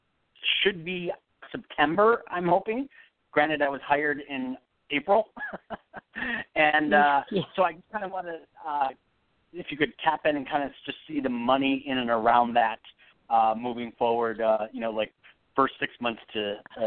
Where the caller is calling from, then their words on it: Phoenix, Arizona, United States; I'm in Phoenix.